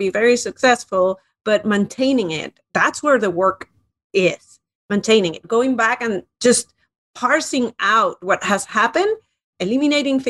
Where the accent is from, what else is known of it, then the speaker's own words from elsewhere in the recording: Spain; moved away as an adult; now in United States; I moved to the United States a long time ago and loved it, loved business, especially in the United States. And I come originally from Spain